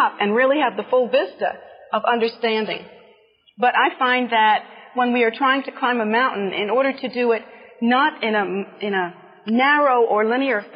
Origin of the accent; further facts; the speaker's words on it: United States; here in our America